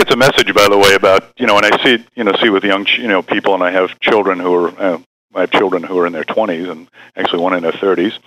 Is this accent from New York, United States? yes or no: yes; New York, United States; I was originally from New York